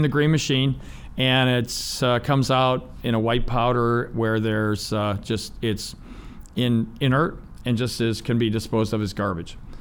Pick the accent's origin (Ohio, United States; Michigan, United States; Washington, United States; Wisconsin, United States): Ohio, United States; when you grow up in Ohio, there's steel, priesthood, uh, or the Navy